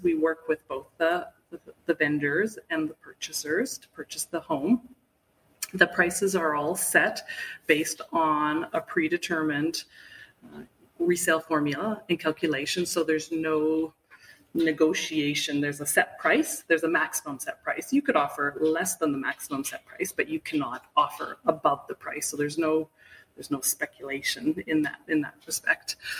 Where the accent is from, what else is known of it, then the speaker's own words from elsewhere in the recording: Vancouver, British Columbia, Canada; moved away as an adult; also born or lived in Toronto; now in Whistler, Canada; I grew up in Vancouver and in a family of skiers.